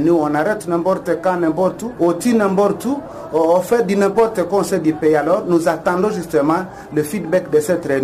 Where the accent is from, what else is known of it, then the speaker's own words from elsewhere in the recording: DR Congo; moi en tant que Congolais, je suis d'accord avec cette réunion qui se passe là avec euh, l'Ouganda et la République démocratique du Congo